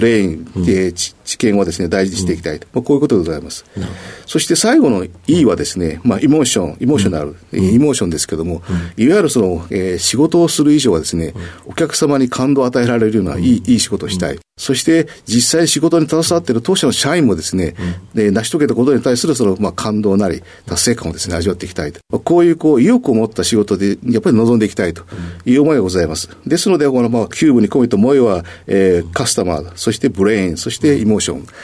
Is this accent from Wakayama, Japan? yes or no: yes; Minabe, Wakayama, Japan; 和歌山県のですね、あの、みなべ町っていうところなんですけども